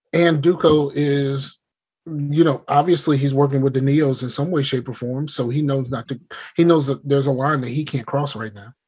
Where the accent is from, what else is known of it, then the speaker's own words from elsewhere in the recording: the South, United States; I'm from the South